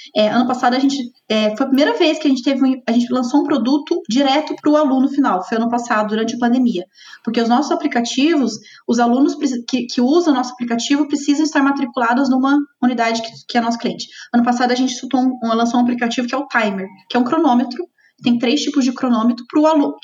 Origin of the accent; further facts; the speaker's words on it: south of Minas Gerais, Brazil; moved away; also born or lived in São Paulo; É, sou mineira, não sou de Curitiba, sou do sul de Minas, me formei na, na em Lavras, em administração, lá em Minas também